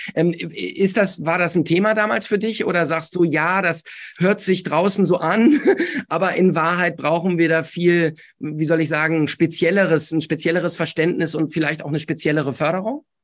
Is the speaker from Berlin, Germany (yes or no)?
no; Essen, North Rhine-Westphalia, Germany; in meiner Heimatstadt. Ich äh, hm. bin ja in Essen geboren.